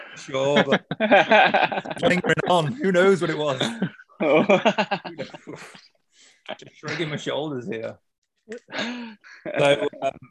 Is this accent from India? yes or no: no; United Kingdom; now in Japan; I'm British